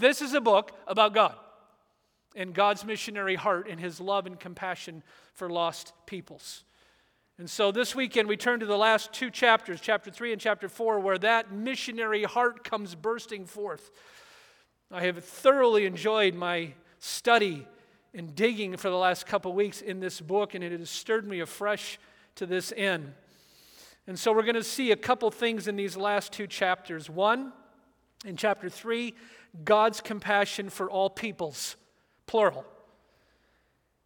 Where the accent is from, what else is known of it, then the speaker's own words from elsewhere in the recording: Orange County, and then Michigan, Southern California, United States; moved away; I grew up in Orange County, Southern California, and then Michigan